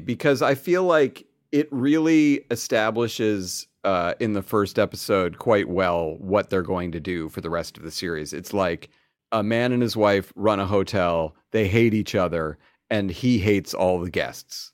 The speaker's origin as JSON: {"language": "English", "country": "United States", "said": "we're American"}